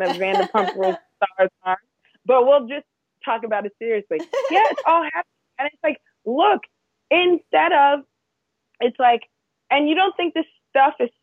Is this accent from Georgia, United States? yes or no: no; New York, United States; I grew up in New York where gun control is a big thing